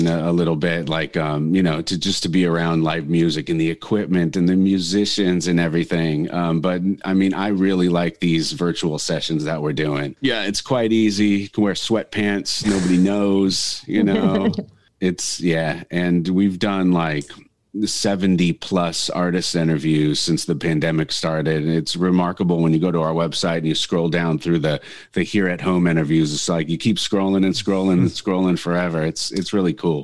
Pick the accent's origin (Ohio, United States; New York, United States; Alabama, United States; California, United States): California, United States; Northridge; moved away as an adult; also born or lived in San Diego; now in Carlsbad, United States; back in my hometown of Northridge